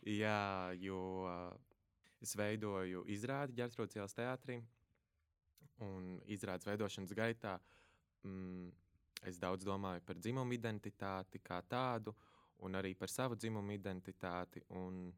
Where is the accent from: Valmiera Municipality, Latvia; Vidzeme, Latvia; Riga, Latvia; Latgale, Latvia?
Valmiera Municipality, Latvia; Valmiera; es no Valmieras, mazas pilsētas, ar vecākiem robežsargiem, vienīgais bērns ģimenē